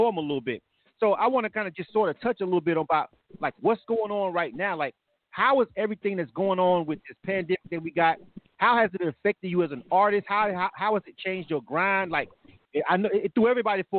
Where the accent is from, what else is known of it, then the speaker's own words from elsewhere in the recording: Panama City, Florida, United States; moved away as an adult; now in Atlanta, United States; I'm born and raised in Panama City. So that's my hometown